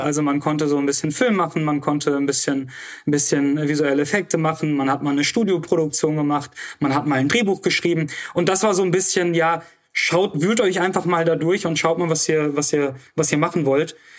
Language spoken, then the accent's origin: German; Oberhausen, North Rhine-Westphalia, Germany; also born or lived in Moldova / Duisburg; Ich bin ähm, dann in Oberhausen groß geworden, zur Schule gegangen